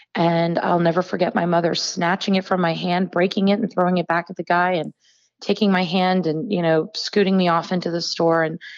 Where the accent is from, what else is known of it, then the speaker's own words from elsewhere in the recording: North Carolina, United States; I grew up in the South, and you probably don't know this about me, but you know, growing up in North Carolina in a very small town